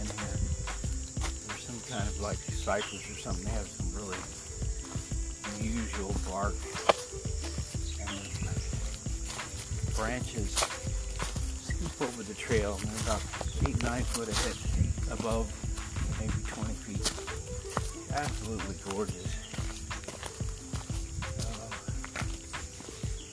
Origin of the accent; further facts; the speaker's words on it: Texas, United States; I am a Texan